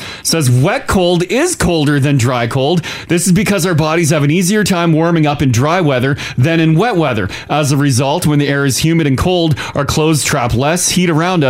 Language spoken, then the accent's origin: English; Ontario, Canada; now in Alberta, Canada; I'm from Ontario.